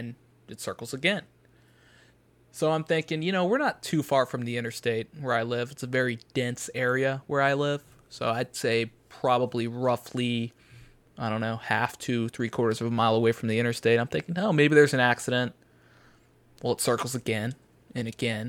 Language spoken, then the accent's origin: English; the South, United States; now in Chicago, United States; I'm from the South